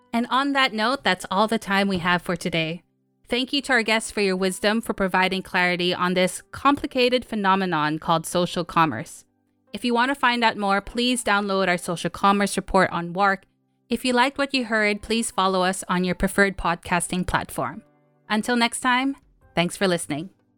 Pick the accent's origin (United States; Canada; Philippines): Philippines; I'm from the Philippines